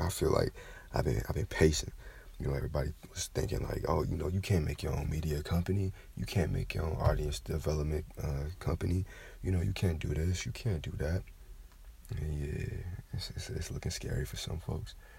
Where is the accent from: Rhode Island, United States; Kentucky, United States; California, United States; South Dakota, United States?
Kentucky, United States; now in Georgia, United States; Like I'm from the South originally. You know, I'm from Kentucky. I was born in Kentucky. Um, now I'm in Georgia.